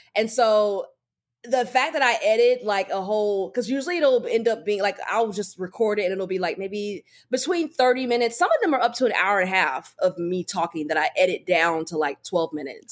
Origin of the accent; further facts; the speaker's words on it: North Carolina, United States; now in Los Angeles, United States; we're both from North Carolina